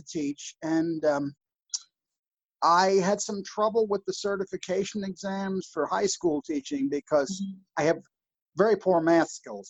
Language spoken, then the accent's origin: English; New Jersey, United States; born or raised there; also born or lived in Virginia